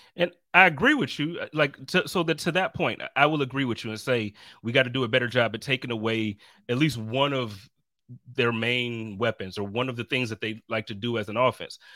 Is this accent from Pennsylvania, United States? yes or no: no; Buffalo, New York, United States; moved away; also born or lived in Indianapolis, Indiana; I grew up in Buffalo